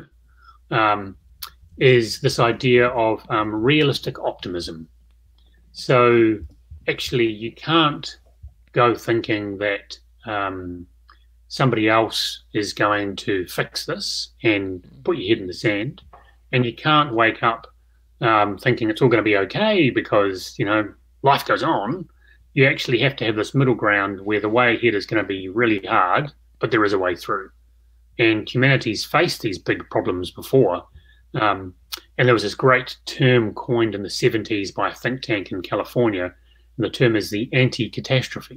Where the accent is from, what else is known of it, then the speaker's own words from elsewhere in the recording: Christchurch, Canterbury, New Zealand; I'm from Christchurch